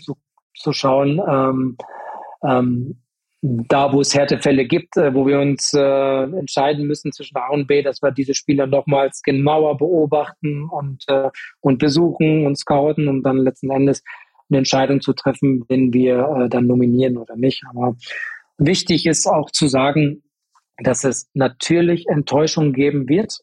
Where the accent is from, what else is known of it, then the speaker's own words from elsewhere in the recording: Paderborn, North Rhine-Westphalia, Germany; Ich bin in Paderborn äh, geboren, bin aufgewachsen äh, in einem Vorort von Paderborn